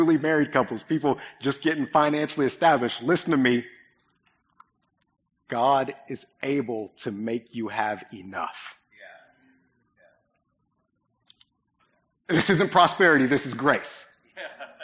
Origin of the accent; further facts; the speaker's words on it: Oklahoma, United States; moved away; My family's massive. there's a lot of us, and most of us live in Oklahoma.